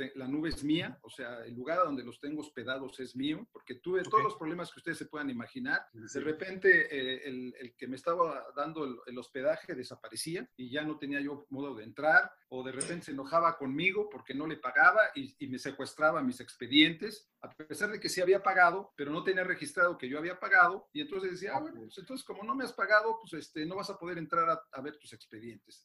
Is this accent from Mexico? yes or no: yes; Mexico City, Mexico; Orgullosamente soy del rumbo de Santa Julia, de la colonia San Rafael